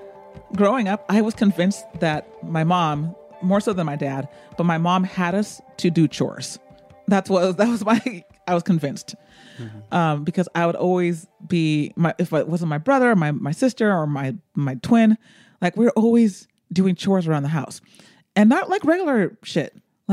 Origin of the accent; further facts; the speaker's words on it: United States; unless we have an extended conversation, you're not going to know that I'm American.